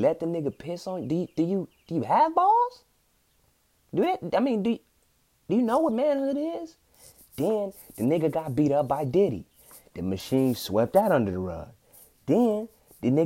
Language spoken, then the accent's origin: English; Compton, California, United States; I'm from Compton